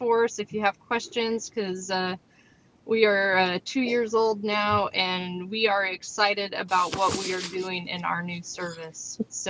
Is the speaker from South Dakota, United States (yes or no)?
yes; Rapid City, South Dakota, United States; moved away; I was born and raised in Rapid City, South Dakota, and I am married to an Army Command Sergeant Major, so we are dual military in our home.